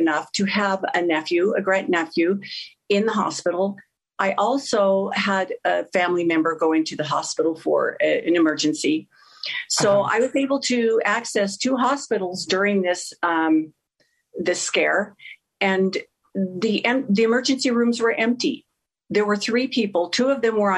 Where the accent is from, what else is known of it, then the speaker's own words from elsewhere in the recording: Sandy, Utah, United States; I'm a native from Utah, and was born and raised in Sandy